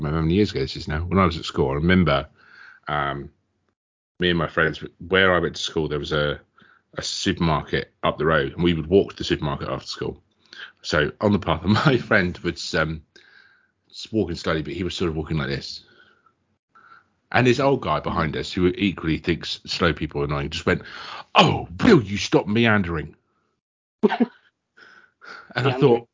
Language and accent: English; Kent, South East England, United Kingdom; I am from Kent. If you went any more southerly than where I'm from, you'd be swimming in the Channel